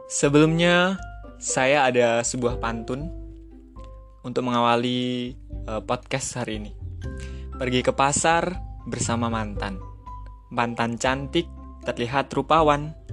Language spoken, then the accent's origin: Indonesian; Metro, Lampung, Indonesia; Asal saya dari kota Metro Lampung. Umur saya delapan 18 tahun.